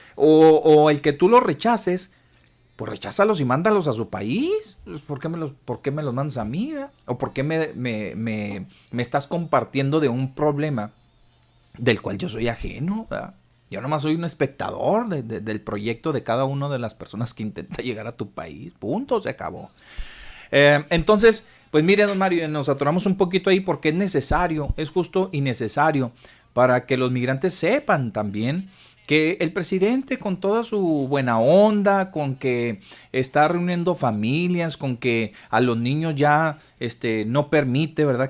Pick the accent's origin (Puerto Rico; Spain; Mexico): Mexico; Nosotros no somos un país de paso